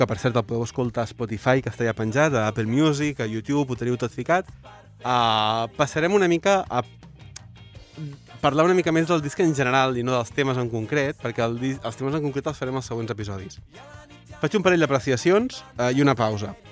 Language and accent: Catalan; Sant Cugat, Catalonia, Spain; Jo sóc de Sant Cugat.